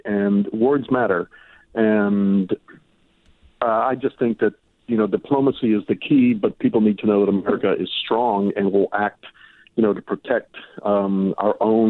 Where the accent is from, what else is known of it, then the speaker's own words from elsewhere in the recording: Miami, Florida, United States; also born or lived in Cuba; Yeah, exactly. And, you know, I was born in Cuba, and I remember that very well. I mean, that was after we were already here and in Miami.